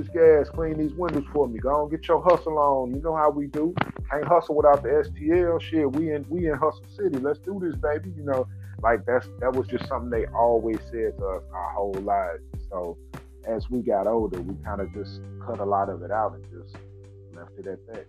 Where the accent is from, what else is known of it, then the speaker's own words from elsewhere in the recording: St. Louis, Missouri, United States; Martin King, man, that's on the west side. I grew up over there